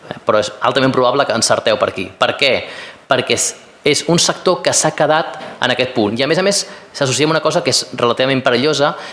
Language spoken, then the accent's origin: Catalan; Madrid, Community of Madrid, Spain; Jo, estic, us dic, jo vinc de Madrid i nosaltres el famós triangle friki no el tenim